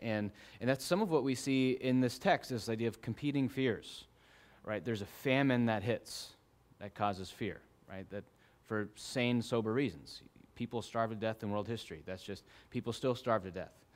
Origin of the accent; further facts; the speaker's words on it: Arizona, United States; growing up in Arizona